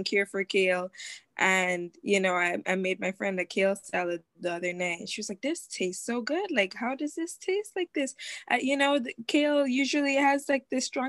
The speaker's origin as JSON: {"language": "English", "country": "Jamaica", "tie": "born or raised there", "moved": "yes", "said": "growing up in Jamaica, you have to prepare hurricane season"}